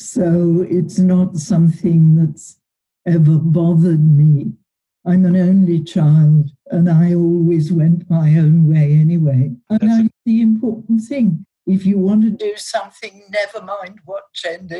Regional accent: Yorkshire and the Humber, United Kingdom; moved away; I come from Yorkshire.

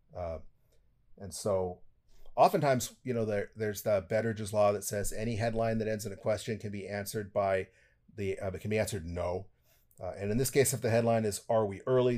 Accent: United States; I'm an American

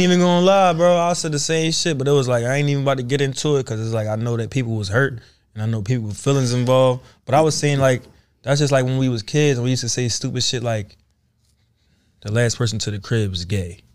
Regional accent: Philadelphia, Pennsylvania, United States; I'm not from the Bay, I'm from Philly

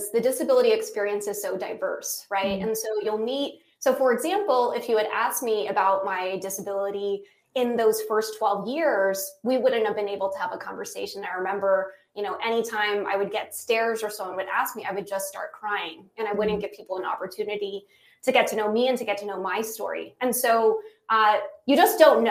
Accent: United States; I'm American

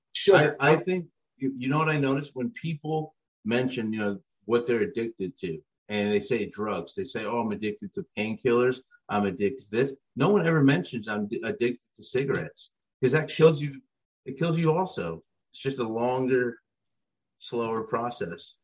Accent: Middlesex County, New Jersey, United States; I'm from New Jersey. I'm in, I'm in uh, Middlesex County. I'm from Central Jersey.

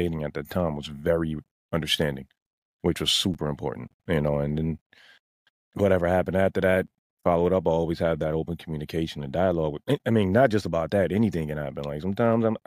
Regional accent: New York City, New York, United States; I grew up in Bronx, New York

